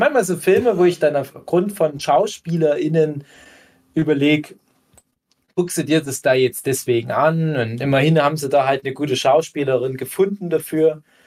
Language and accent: German; Erzgebirge, Saxony, Germany; bei uns im Erzgebirge